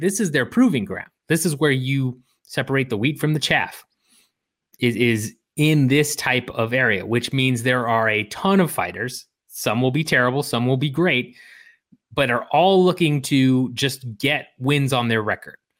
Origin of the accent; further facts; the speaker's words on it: Illinois, United States; Where I grew up in Illinois